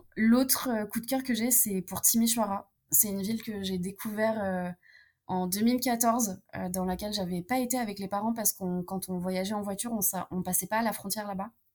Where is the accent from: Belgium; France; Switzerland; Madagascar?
France; first language French and Romanian; also born or lived in Romania; j'ai grandi en France, mais je suis, je suis franco-roumaine